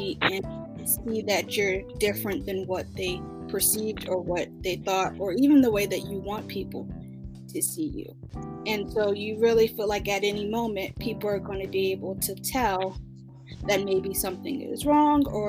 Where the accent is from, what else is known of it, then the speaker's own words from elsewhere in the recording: Baltimore, Maryland, United States; I'm from Baltimore, Maryland, born and raised